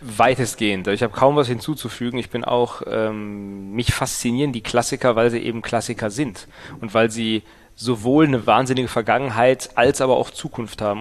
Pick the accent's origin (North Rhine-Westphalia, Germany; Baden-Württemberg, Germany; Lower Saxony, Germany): North Rhine-Westphalia, Germany; Ruhr area; moved away; ich komme ja ursprünglich aus dem Ruhrgebiet